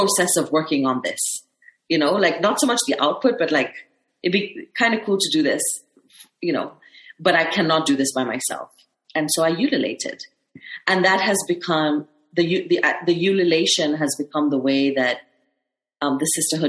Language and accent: English; Kenya; it's always difficult being a Kenyan woman.